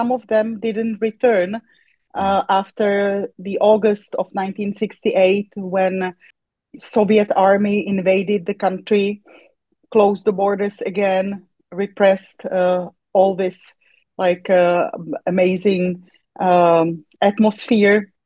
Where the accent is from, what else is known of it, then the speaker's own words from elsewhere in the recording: České Budějovice, South Bohemian Region, Czechia; moved away; also born or lived in Poland; I was born in České Budějovice, but it's worldwide known by its German name, and that is Budweis